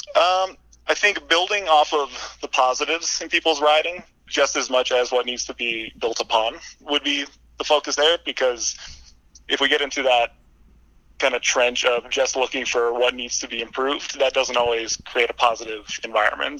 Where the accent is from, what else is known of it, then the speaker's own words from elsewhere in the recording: Vermont, United States; moved away as an adult; now in Lake Tahoe, United States; I moved back to my home state of Vermont.